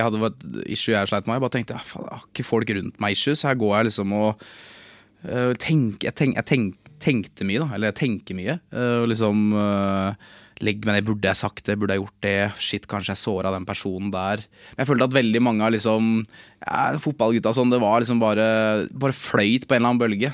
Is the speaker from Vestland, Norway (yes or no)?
no; Lillestrøm, Akershus, Norway; Jeg er jo fra Lillestrøm, jeg er fra gatene